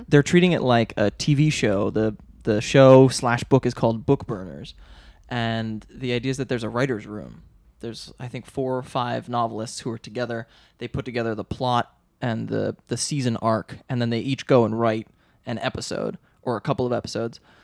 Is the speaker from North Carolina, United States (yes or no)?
no; outside Philadelphia, Pennsylvania, United States; I grew up outside of Philly